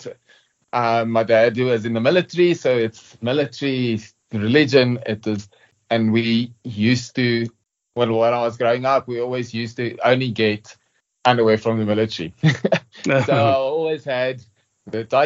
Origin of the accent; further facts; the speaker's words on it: Johannesburg, Gauteng, South Africa; I'm also from South Africa, Joburg